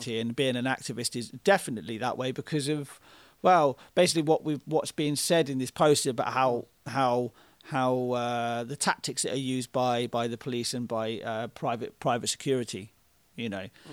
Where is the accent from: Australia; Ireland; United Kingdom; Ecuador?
United Kingdom; I'm British